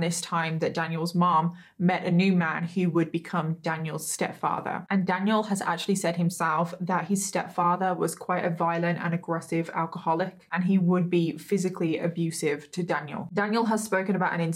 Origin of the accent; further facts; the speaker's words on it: United Kingdom; I am British, everyone. I am British. I am not Australian